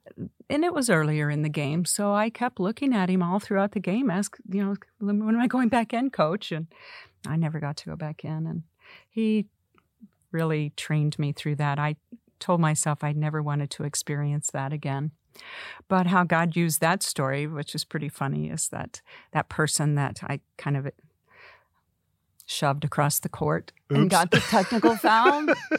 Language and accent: English; Oklahoma, United States; we're I'm from Oklahoma.